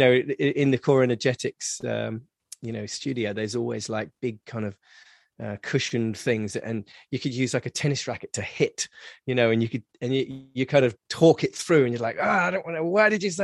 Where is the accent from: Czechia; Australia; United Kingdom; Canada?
United Kingdom; England; now in Los Angeles, United States; especially as English as well, we are very much kind of like stiff upper lip